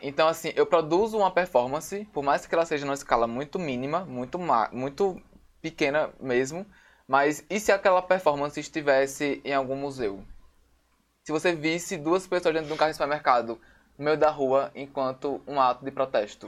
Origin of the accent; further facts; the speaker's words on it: Natal, Rio Grande do Norte, Brazil; sou daqui de Natal